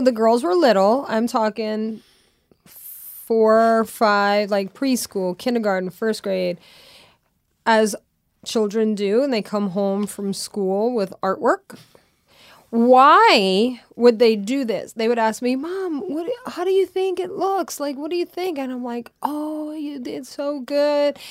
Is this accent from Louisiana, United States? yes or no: yes; Louisiana, United States; moved away; growing up in Louisiana